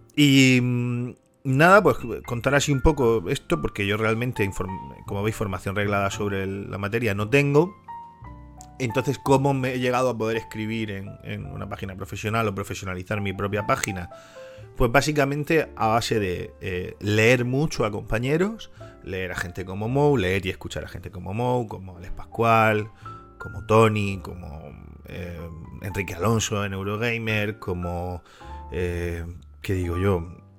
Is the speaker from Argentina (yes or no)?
no; Spain; siendo español